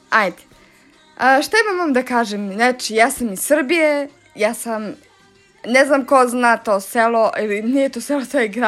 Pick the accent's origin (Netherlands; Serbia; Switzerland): Serbia; Svilajnac, Šumadija and Western Serbia; German is a second language; ich komme aus Serbien in einer Stadt aus äh, Svilajnac, äh, in der Nähe von Kragujevac und auch in der Nähe von ähm, äh, Despotovac.